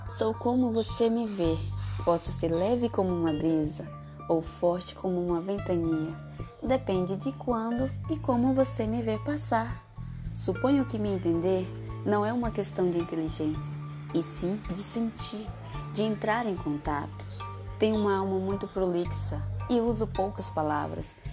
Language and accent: Portuguese; São Félix do Xingu, Pará, Brazil; sou de São Félix do Xingu, Pará.